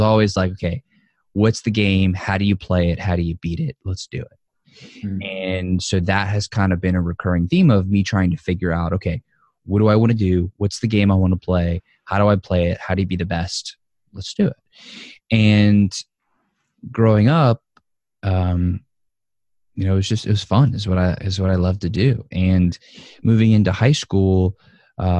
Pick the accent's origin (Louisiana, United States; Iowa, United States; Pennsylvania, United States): Louisiana, United States; New Orleans; born and raised in New Orleans, Louisiana, to a Jewish family, Jewish home